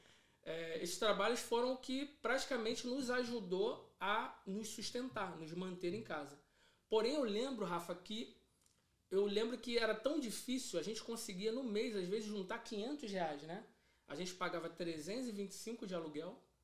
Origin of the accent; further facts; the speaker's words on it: Rio de Janeiro, Brazil; eu sou cria, né? Que a gente costuma dizer cria de Bangu, do Rio da Prata de Bangu